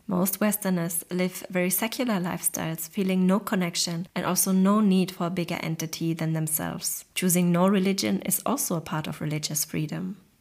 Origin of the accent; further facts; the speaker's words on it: Germany; I grew up in Germany, one of the most individualistic countries that exist